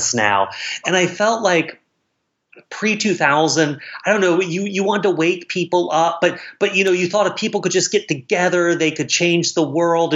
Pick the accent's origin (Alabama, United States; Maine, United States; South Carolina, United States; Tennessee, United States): South Carolina, United States; moved away; my hometown where it's set in South Carolina